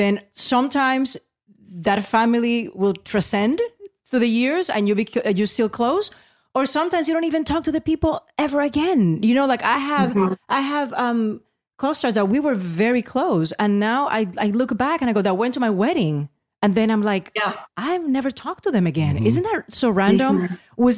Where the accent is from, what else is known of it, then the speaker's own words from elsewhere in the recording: Puerto Rico; growing up in Puerto Rico